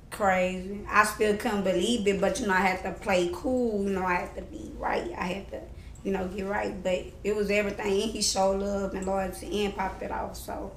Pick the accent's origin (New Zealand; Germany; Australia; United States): United States; Baton Rouge, Louisiana; That's like on the north side of Baton Rouge.